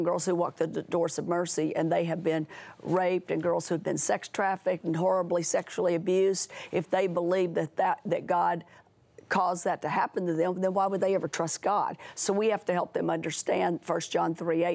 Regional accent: Tennessee, United States; moved away; I was from Tennessee, the first home was in West Monroe, Louisiana

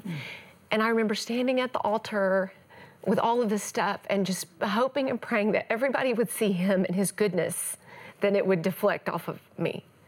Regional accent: East Texas, United States; I grew up in the Bible Belt of the world, East Texas

